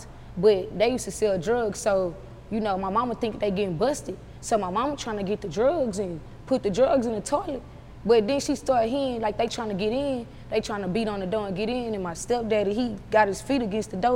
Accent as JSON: {"language": "English", "country": "United States", "said": "I'm actually from Magnolia"}